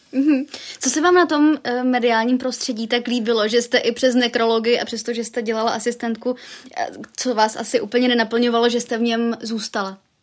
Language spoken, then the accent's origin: Czech; Brno, South Moravian Region, Czechia; já jsem taky z Brna